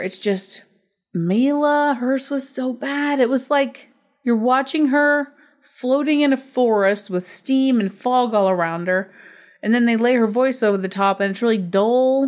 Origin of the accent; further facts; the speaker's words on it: United States; I'm from America